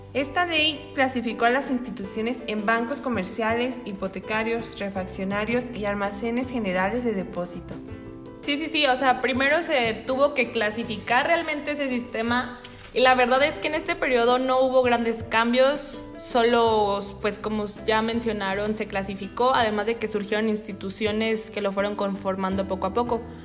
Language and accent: Spanish; Mexico